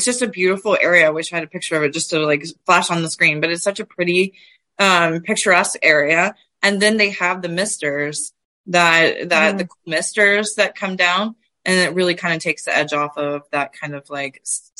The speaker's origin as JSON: {"language": "English", "region": "Southeast", "country": "United States", "moved": "yes", "lives_now": "Dinuba, United States", "said": "So I'm originally from the Southeast."}